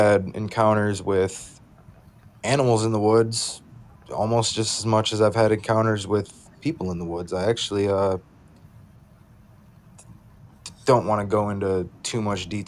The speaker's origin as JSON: {"language": "English", "region": "Michigan", "country": "United States", "said": "me being from Michigan"}